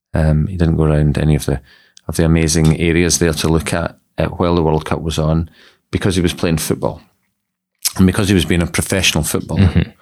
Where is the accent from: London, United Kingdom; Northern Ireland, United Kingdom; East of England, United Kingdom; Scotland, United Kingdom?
Scotland, United Kingdom; And so I'm from Scotland, and not a lot of people appreciate that because my accent is so homogenous now.